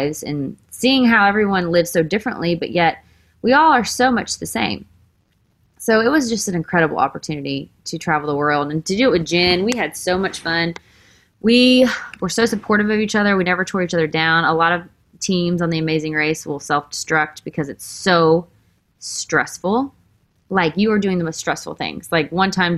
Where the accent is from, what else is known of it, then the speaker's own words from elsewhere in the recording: Texas, United States; now in Nashville, United States; I am from Texas. I grew up with a great family.